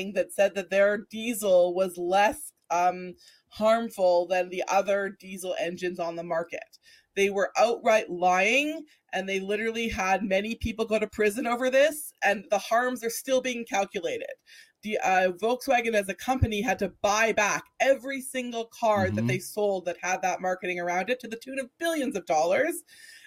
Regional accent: Alberta, Canada; someone that I grew up with here in Alberta

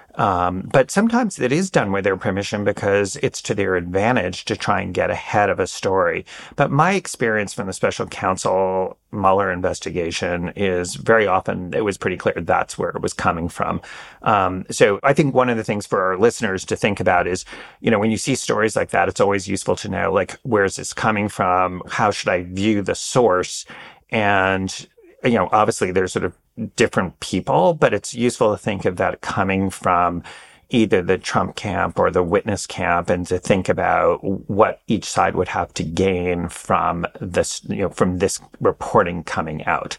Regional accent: New York, United States; moved away as an adult; also born or lived in Washington, D.C.; having spent ten years in D C, I'm, like, constantly reminding people I'm really a New Yorker

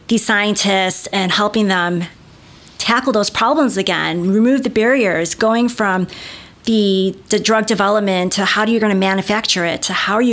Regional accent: Chicago, Illinois, United States; I grew up in the North Shore of Chicago

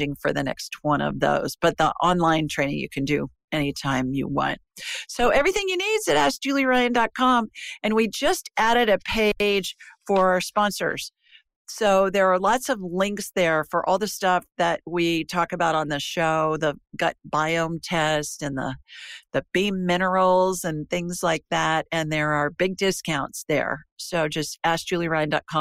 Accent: Worthington, Ohio, United States; moved away as an adult; now in Alabama, United States; I grew up in Worthington, right next to Westerville, both suburbs of Columbus, Ohio.

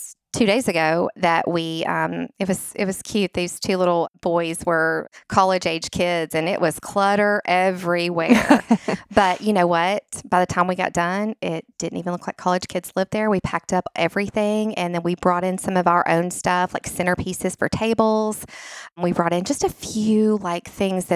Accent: Nashville, Tennessee, United States; since I am from Nashville and my husband is born and we're both from Nashville, we're lifers, unicorns

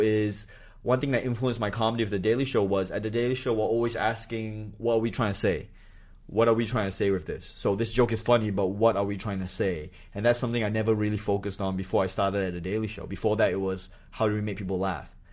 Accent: Singapore; moved away as an adult; also born or lived in Malaysia / New Hampshire / Australia; I grew up in Singapore

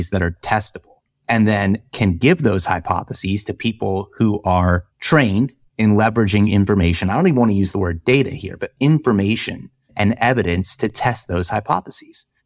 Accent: the South, United States; But we all know I grew up in the South, so I wasn't aware of what you do on icy roads.

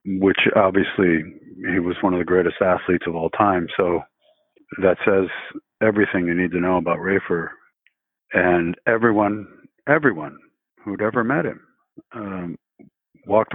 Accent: Alameda, California, United States; I grew up in Alameda

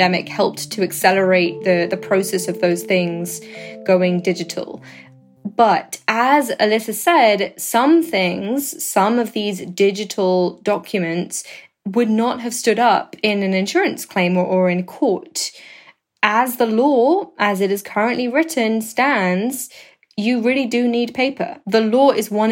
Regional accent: United Kingdom; I am British

